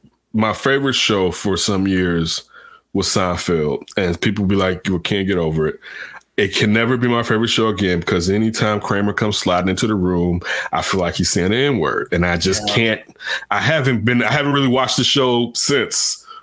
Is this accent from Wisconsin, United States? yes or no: no; Chicago, Illinois, United States; I love my hometown Chicago teams